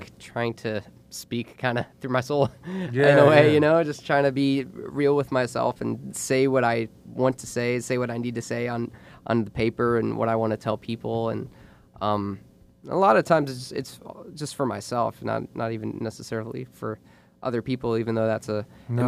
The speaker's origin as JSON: {"language": "English", "town": "Jupiter", "region": "Florida", "country": "United States", "tie": "born or raised there", "said": "I grew up in Jupiter, Florida."}